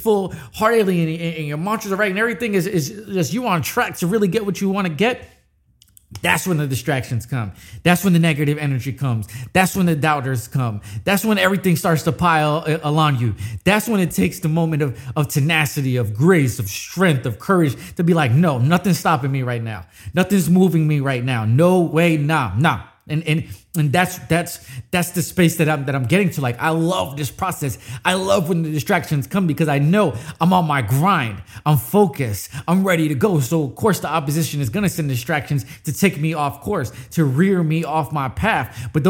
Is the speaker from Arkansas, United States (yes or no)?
no; New York City, New York, United States; born there; I say I was born in New York. I don't claim it as much, but you always see me in a Yankee fitted.